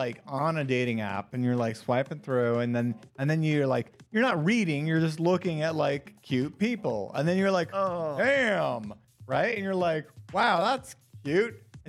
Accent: Virginia, United States; I'm from Virginia.

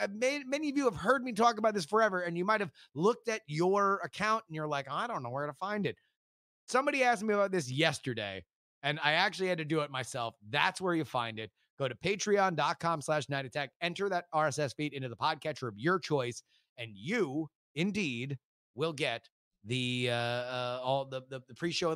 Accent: Florida, United States; also born or lived in Texas; I just want everybody to remember that I was born in Texas and I'm from Florida.

